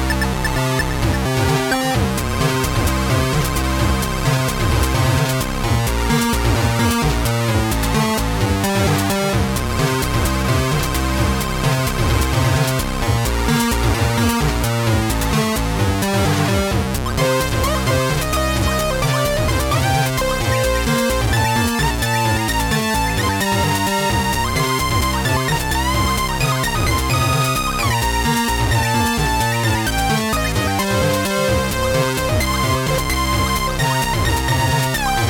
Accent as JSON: {"language": "English", "area": "Devon", "region": "South West England", "country": "United Kingdom", "tie": "born or raised there", "also_born_or_lived": "London", "moved": "as an adult", "lives_now": "Copenhagen, Denmark", "said": "I am British and I grew up in Devon and I moved to London"}